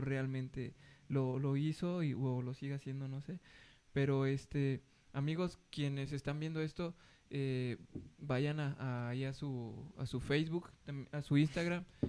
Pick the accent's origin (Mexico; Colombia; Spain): Mexico; nosotros como mexicanos